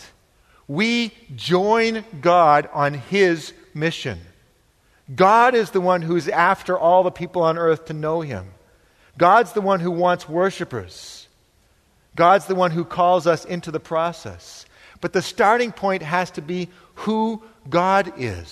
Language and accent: English; New England, United States; I'm from New England